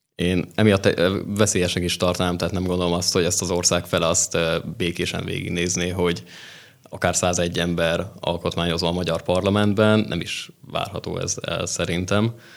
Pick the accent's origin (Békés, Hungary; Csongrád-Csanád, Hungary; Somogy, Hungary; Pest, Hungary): Pest, Hungary; Szokolya; moved away as an adult; also born or lived in Nógrád County; now in Budapest, Hungary; mi vidékiek vagyunk úgy, Nógrád megyéből.